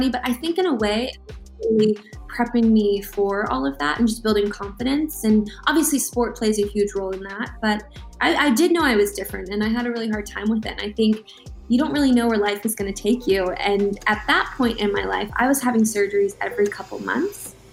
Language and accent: English; Baltimore, Maryland, United States; Michael Phelps, you know, I'm from Baltimore. I got to train with that group.